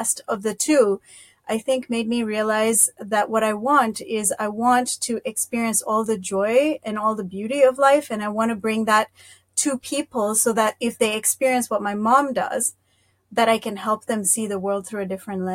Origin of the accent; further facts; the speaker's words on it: Kenya; moved away as an adult; now in Canada; I was born and raised in Kenya, East Africa, and I moved to Canada about 25 years ago